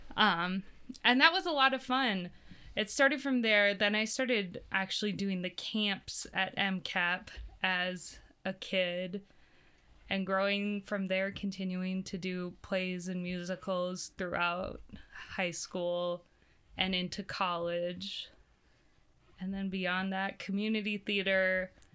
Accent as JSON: {"language": "English", "town": "Brandon", "region": "South Dakota", "country": "United States", "tie": "born or raised there", "said": "I grew up out in Brandon"}